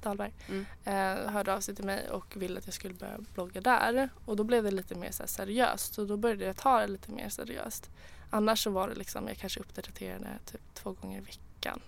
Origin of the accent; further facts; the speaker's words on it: Sweden; jag är svensk